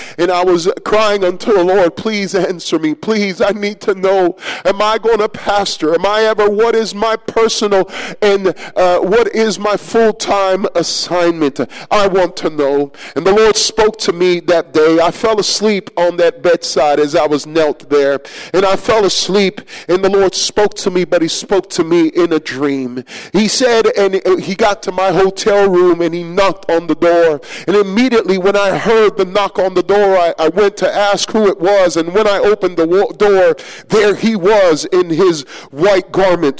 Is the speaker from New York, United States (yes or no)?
yes; New York City, New York, United States; ever since I was just a little kid growing up in New York City